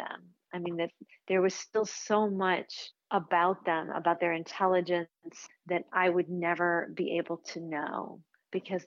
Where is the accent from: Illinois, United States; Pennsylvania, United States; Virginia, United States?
Illinois, United States; Chicago; I grew up in Chicago